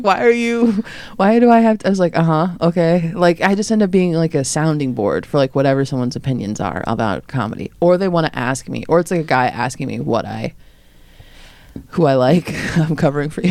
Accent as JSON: {"language": "English", "town": "Lombard", "region": "Illinois", "country": "United States", "said": "I'm from Lombard."}